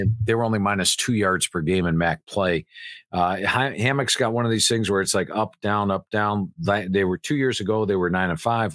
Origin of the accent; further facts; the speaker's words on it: Cleveland, Ohio, United States; Cleveland, Ohio, born and bred